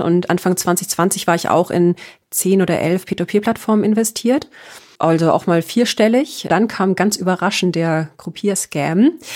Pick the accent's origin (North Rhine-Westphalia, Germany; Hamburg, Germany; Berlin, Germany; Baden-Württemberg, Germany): Baden-Württemberg, Germany; Karlsruhe; moved away as an adult; also born or lived in Bamberg / Nuremberg; now in Munich, Germany; ganz ursprünglich aus äh, einem kleinen Vorort von Karlsruhe